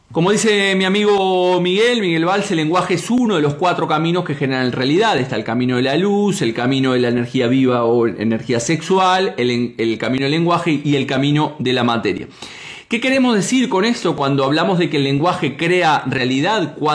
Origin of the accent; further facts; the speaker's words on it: Uruguay; Yo soy de Uruguay.